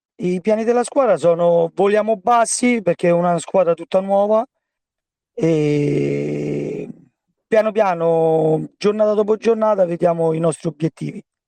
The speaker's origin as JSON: {"language": "Italian", "town": "Rome", "region": "Lazio", "country": "Italy", "tie": "born or raised there", "said": "io sono di Pietralata, e dove giocavo già da bambino con la Polisportiva Albarussa"}